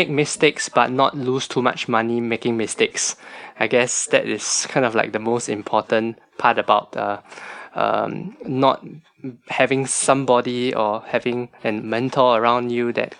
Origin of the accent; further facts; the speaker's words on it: Singapore; a Singaporean staying that's born and bred in Singapore, most of us have like a house